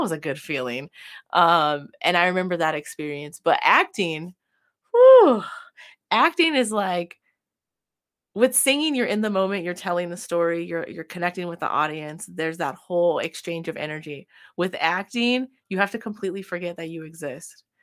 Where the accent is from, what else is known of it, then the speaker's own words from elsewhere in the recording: California, United States; moved away as an adult; also born or lived in Midwest; I grew up in California and there's lots of sunshine